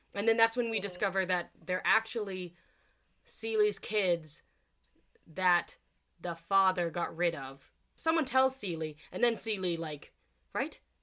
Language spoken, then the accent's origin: English; United States; I'm from America